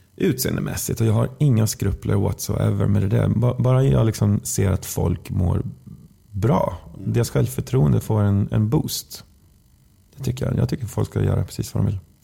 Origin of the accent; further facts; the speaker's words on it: Västergötland, Västra Götaland, Sweden; Vi är västgötar båda två